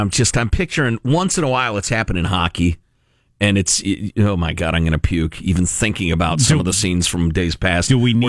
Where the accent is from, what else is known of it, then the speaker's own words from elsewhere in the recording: Midwest, United States; Growing up in the Midwest where it snows a lot, in the 70s, when diets were not very good in a lot of ways